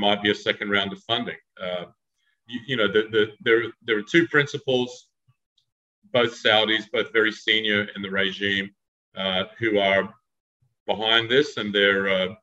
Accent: Australia; I'm Australian

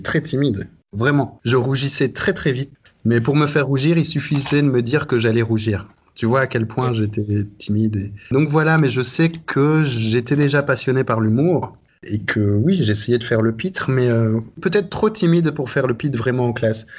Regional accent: Brussels, Brussels-Capital Region, Belgium; also born or lived in Reims, France / Netherlands; je suis arrivé en Belgique, j'avais deux, deux ou trois ans, quelque chose comme ça. Et voilà, donc je suis français de fait, mais belge de cœur, très certainement

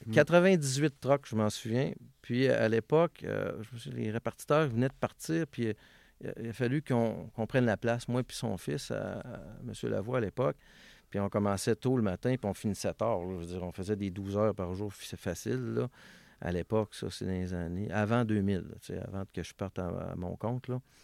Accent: Vanier, Quebec, Canada; je suis né à Villevanier, euh, dans un quartier qui appelait ça le Parc Minoune

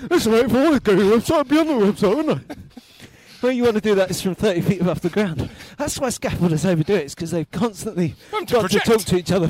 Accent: London, United Kingdom; because I grew up in West London.

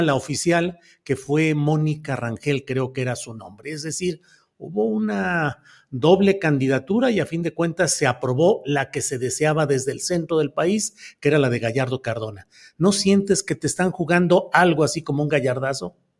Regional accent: Coahuila, Mexico; now in San Luis Potosí, Mexico; mi credencial de lector es en San Luis Potosí, aunque yo nací en Coahuila

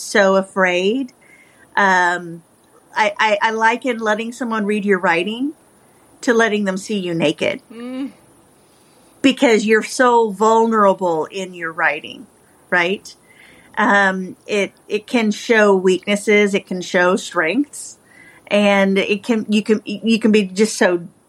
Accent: Appalachia, Kentucky, United States; moved away as an adult; also born or lived in Oregon; I'm from Appalachia. That's where I'm from, so that's why the story is based there. So it kind of comes from what I know. I'm from the mountains and deep in the mountains. But I left that and moved to the West Coast after I graduated high school

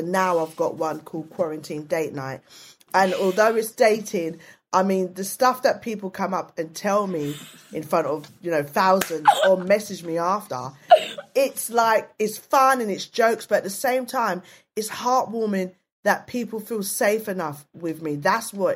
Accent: London, United Kingdom; also born or lived in Hackney / Waltham Forest; now in South London, United Kingdom; I was brought up in East London, lived in East London

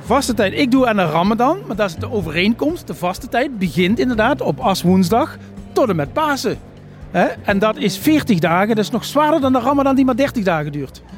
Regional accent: Peel en Maas, Limburg, Netherlands; In Pelemaas, in mijn eigen gemeente waar ik geboren en getogen ben

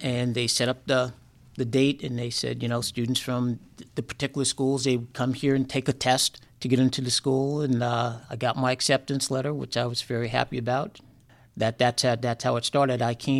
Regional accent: South River, New Jersey, United States; So we grew up in South River, which is a small town.

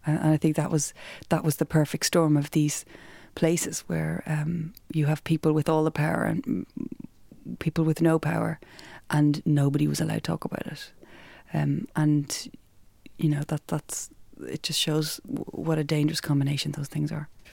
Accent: Ireland; we're Irish

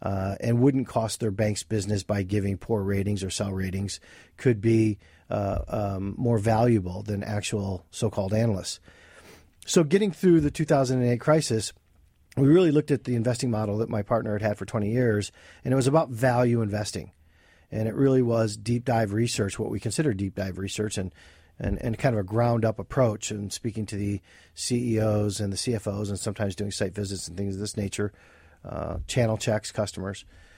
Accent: Flint, Michigan, United States; moved away as an adult; now in Pennsylvania, United States; I was born and raised in Flint, Michigan for the first 22 years of my life. And I matriculated here around 1995-ish.

